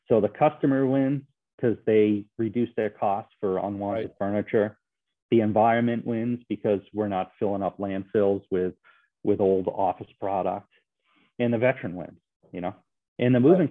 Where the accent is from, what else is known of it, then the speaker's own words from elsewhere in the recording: Bridgewater, United States; my hometown of Bridgewater